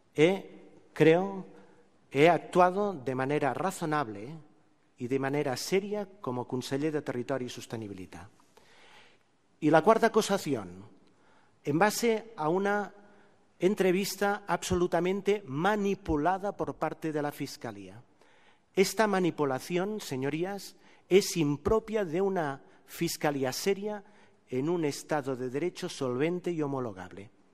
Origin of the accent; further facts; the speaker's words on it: Terrassa, Catalonia, Spain; en mi pueblo, en Tarrasa